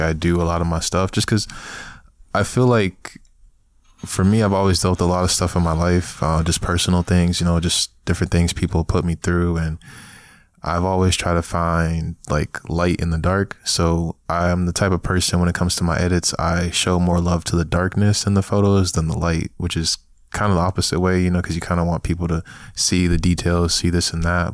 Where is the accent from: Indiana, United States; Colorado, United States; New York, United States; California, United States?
New York, United States; New York City; now in Chicago, United States; I was born in Brooklyn. So, man, nineteen ninety-six, you know, got throwed up, you know, nineties baby out here, um, came out of Brooklyn, Flatbush